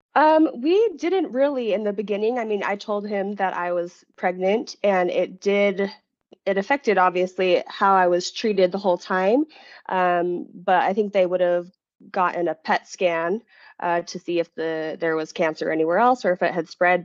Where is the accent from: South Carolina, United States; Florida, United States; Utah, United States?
Utah, United States; also born or lived in Rhode Island; I was born and raised in Utah